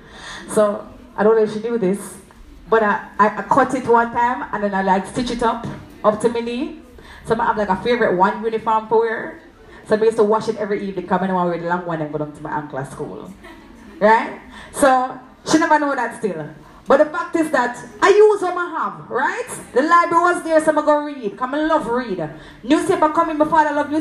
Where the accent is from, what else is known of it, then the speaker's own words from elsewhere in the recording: Clarendon, Jamaica; I'm from Clarendon